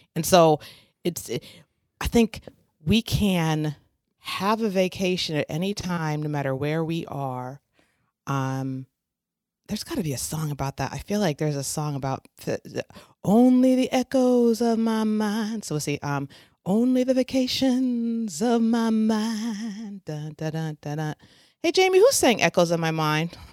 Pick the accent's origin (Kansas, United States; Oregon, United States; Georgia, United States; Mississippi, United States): Oregon, United States; I was growing up in Oregon